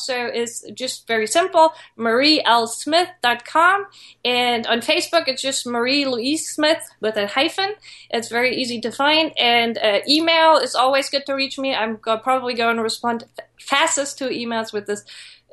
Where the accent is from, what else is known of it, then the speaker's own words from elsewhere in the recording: Germany; moved away; I came from Germany and I didn't know anyone.